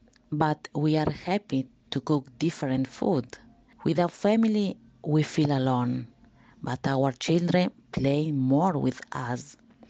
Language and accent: English; Peru; English is a second language; now in Hackney, United Kingdom; I come from Peru.